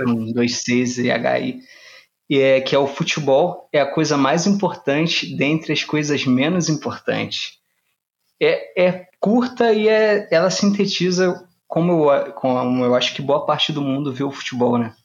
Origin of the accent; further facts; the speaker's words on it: Rio de Janeiro, Brazil; como carioca